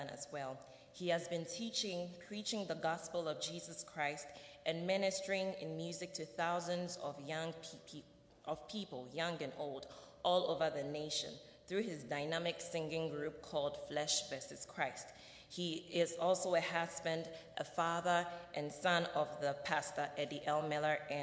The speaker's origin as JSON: {"language": "English", "country": "Ghana", "moved": "yes", "lives_now": "Goshen, United States", "said": "I'm a senior nursing student from Ghana, West Africa"}